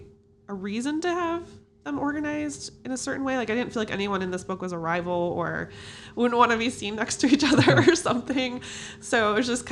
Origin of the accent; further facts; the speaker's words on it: Chicago, Illinois, United States; I am from Chicago. I've always lived here